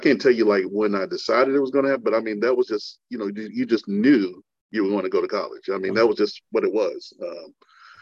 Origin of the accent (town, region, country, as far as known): Belton, South Carolina, United States; born or raised there